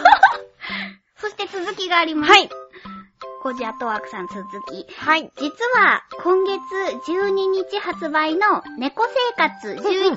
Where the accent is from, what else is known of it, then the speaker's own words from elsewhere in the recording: Fukuoka, Japan; accent: Fukuoka dialect mixed with Oita dialect; now in Tokyo, Japan; 天然の福岡弁じゃなかった。